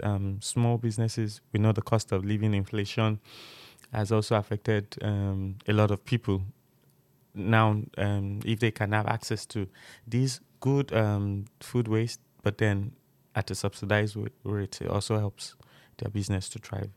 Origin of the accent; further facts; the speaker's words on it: Nigeria; moved away as an adult; now in United Kingdom; I'm from Nigeria